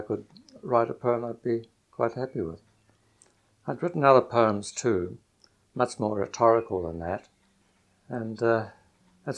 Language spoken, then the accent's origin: English; New Zealand; being a New Zealander